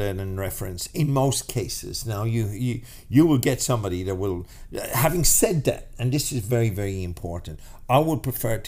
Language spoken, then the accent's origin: English; Ireland; now in Australia; we're Irish. We're fucking, you know, we're born into fucking challenges, you know, by just being Irish